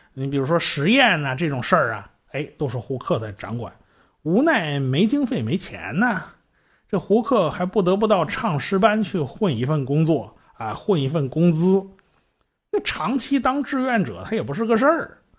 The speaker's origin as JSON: {"language": "Chinese", "country": "China", "said": "我们中国人对炼金子没什么感觉"}